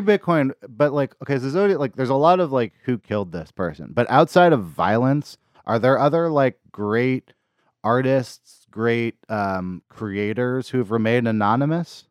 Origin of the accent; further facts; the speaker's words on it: Berkeley, California, United States; I grew up in Berkeley, California